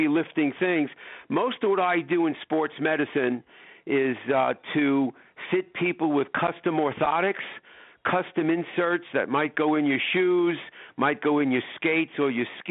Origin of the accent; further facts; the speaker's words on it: Long Island, New York, United States; now in Chicago, United States; I grew up in New York on Long Island